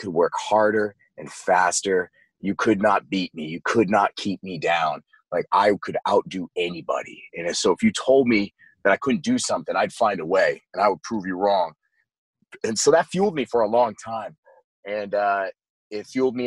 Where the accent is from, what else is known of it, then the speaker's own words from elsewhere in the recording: Maine, United States; I spent most of my life growing up in Maine, and that's where I was born